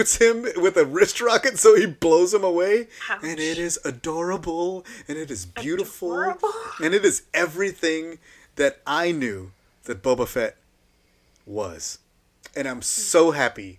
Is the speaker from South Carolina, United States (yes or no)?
no; San Antonio, Texas, United States; moved away; I'm from San Antonio, Texas.